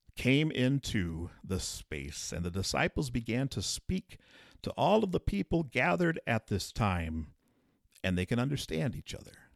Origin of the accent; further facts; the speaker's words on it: southeastern South Dakota, United States; now in Colton, United States; I grew up in a small town in southeastern South Dakota